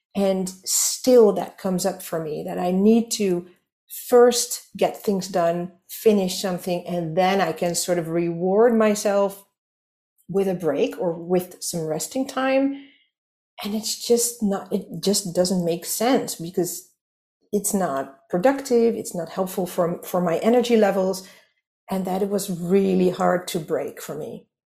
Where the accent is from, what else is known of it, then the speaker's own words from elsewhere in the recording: Netherlands; English is a second language; I'm from the Netherlands, so you might hear that I'm not a native English speaker